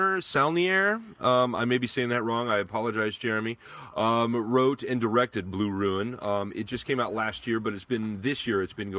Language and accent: English; United States; I'm American